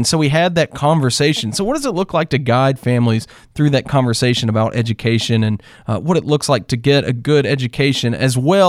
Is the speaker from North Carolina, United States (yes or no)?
yes; North Carolina, United States; I was always a big Tar Heel fan growing up in North Carolina.